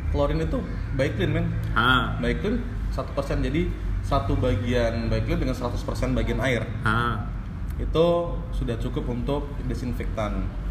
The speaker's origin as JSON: {"language": "Indonesian", "town": "Yogyakarta", "region": "Special Region of Yogyakarta", "country": "Indonesia", "said": "kita orang Jogja"}